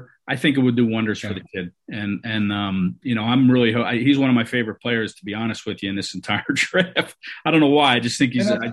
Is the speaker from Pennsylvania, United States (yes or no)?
yes; Philadelphia, Pennsylvania, United States; I'm from Philadelphia.